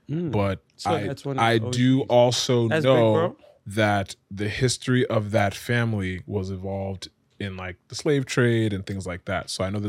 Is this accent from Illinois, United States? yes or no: no; Connecticut, United States; also born or lived in Ibadan, Nigeria; now in New York, United States; I'm from Connecticut.